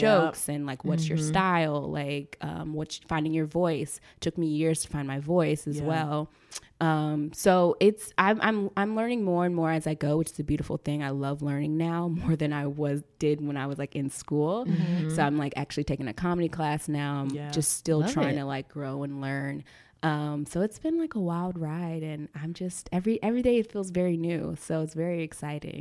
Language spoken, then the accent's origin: English; Charlotte, North Carolina, United States; moved away as an adult; now in Los Angeles, United States; growing up in North Carolina, you don't know a lot of screenwriters